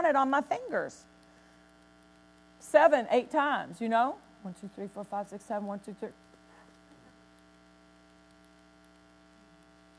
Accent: Nashville, Tennessee, United States; I was raised in Nashville

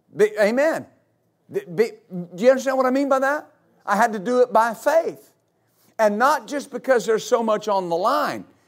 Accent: West Texas, United States; I grew up in West Texas

